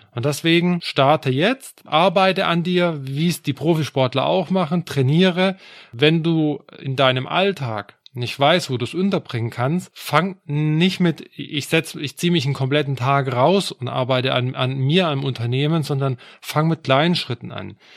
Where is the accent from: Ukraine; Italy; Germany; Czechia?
Germany; Swabia; würde ich jetzt als Schwabe sagen